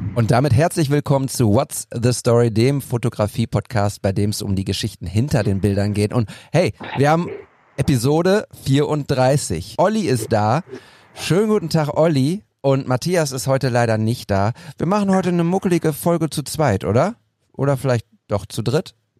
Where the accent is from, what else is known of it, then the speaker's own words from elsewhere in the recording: Münster, North Rhine-Westphalia, Germany; now in Bochum, Germany; ich komme ja aus Münster gebürtig